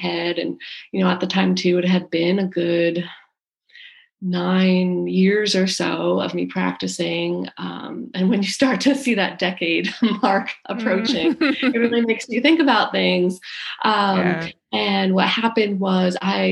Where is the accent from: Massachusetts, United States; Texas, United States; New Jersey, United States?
New Jersey, United States; also born or lived in Chicago; now in Charleston, United States; I'm originally from New Jersey, outside New York City